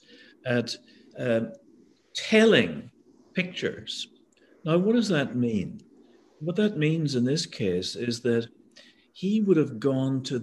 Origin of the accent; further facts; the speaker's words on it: Northern Ireland, United Kingdom; moved away; I'm from Northern Ireland. When I was a kid in the 1950s, before we had television